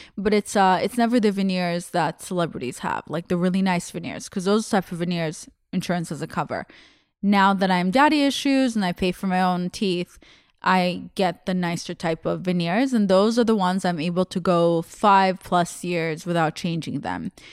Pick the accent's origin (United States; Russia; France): Russia; born or raised there; English is a second language; moved away